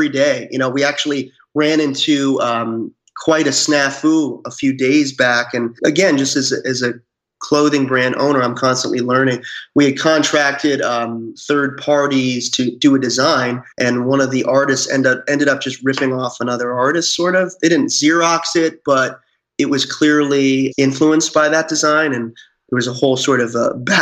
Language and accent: English; Salem, Massachusetts, United States; I grew up around the Salem area